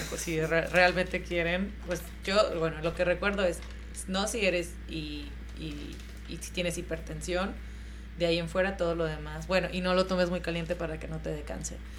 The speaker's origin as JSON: {"language": "Spanish", "country": "Mexico", "said": "yo como mexicana"}